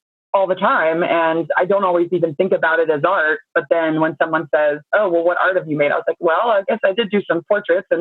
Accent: Baltimore, Maryland, United States; also born or lived in Towson, Maryland / Savannah, Georgia; I grew up originally in Northwood, and I then I moved to Towson for school as a young kid, and then I moved back to the city once I got my own place when I was like 20 or something. But I've lived in Baltimore my whole life

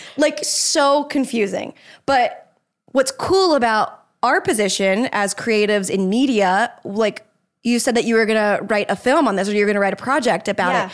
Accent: Jacksonville, Florida, United States; moved away; I grew up in Jacksonville.

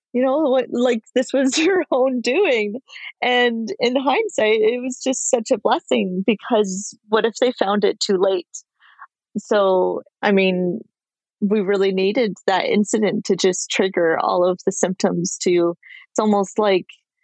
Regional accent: Ottawa, Ontario, Canada; now in San Jose, United States; I'm living in San Jose. I'm actually originally from Ottawa, Canada, and we'll be moving back there in a few months.

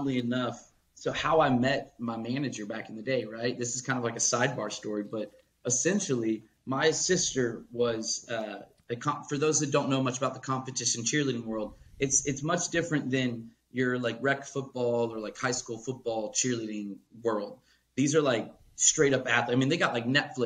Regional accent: Atlanta, Georgia, United States; also born or lived in Charleston, West Virginia / Pittsburgh; I was born in Charleston, West Virginia, which is like the birthplace of that mountain music, that old school, even polka, if you will, from my roots in Pittsburgh, to then growing up in Atlanta

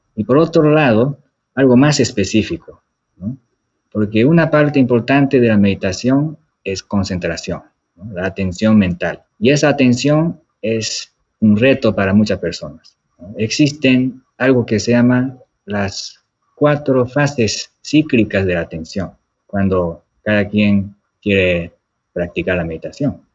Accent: Japan; moved away; soy de Japón

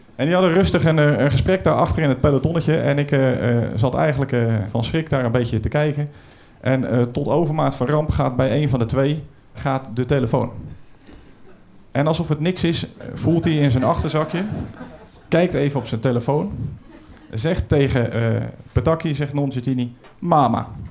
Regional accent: Brielle, South Holland, Netherlands; Ik kom uit Den Briel, dat ligt een beetje onder de rook van eh, oh. Rotterdam

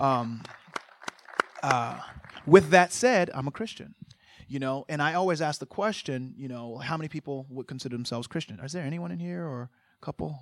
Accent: Virginia, United States; I grew up in Virginia, forty-two miles east of Nat Turner.

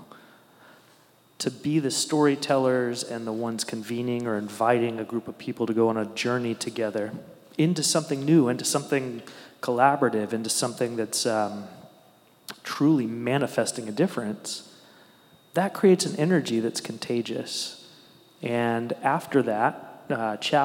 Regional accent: Newport News, Virginia, United States; where I grew up in Newport News

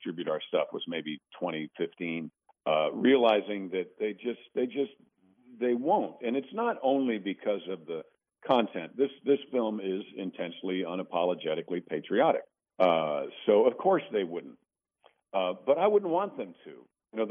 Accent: Mount Kisco, New York, United States; moved away; I'm a recovering Yankee. I'm from Mount Kisco, New York

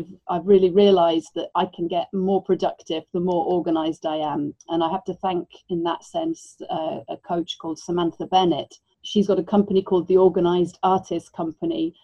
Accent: Wales, United Kingdom; moved away as an adult; also born or lived in Buenos Aires, Argentina; I was really lucky growing up in Wales

